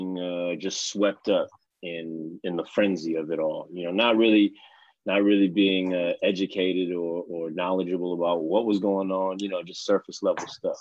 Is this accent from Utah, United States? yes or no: no; Los Angeles, California, United States; moved away as an adult; now in Oakland, United States; I'm in Oakland now, yeah, but I'm originally from Los Angeles, California